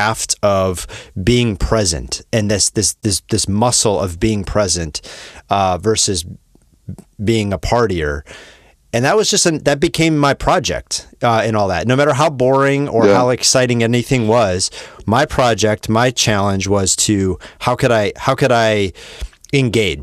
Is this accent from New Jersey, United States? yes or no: no; Wisconsin, United States; moved away; I'm from Wisconsin, where I would say the normalization of drinking is even more